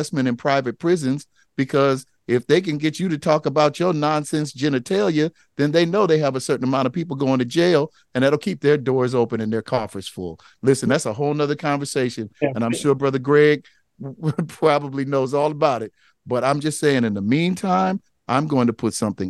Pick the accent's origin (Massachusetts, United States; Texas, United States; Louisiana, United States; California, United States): California, United States; Los Angeles; I grew up in South Central Los Angeles.